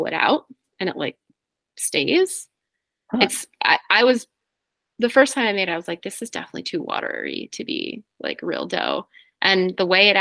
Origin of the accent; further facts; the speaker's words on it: New Jersey, United States; moved away; also born or lived in Boston; I'm from New Jersey